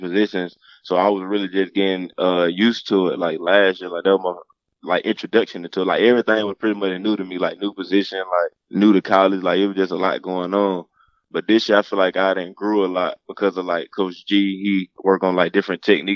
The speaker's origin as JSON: {"language": "English", "town": "Mobile", "region": "Alabama", "country": "United States", "tie": "born or raised there", "said": "I grew up in Mobile, Alabama"}